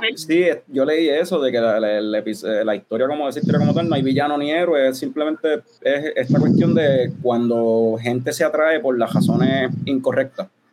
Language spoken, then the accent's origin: Spanish; Puerto Rico; nosotros somos puertorriqueños